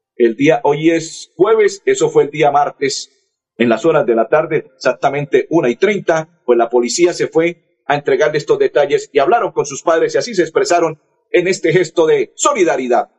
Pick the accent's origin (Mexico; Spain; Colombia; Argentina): Colombia; soy colombiano